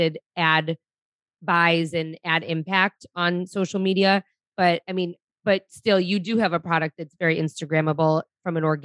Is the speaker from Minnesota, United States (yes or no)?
no; Detroit, Michigan, United States; I grew up in Detroit.